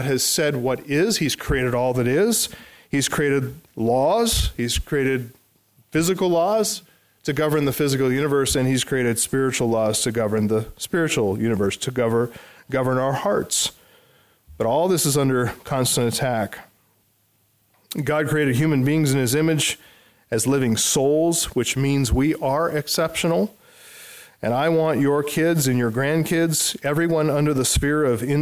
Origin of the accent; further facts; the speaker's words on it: United States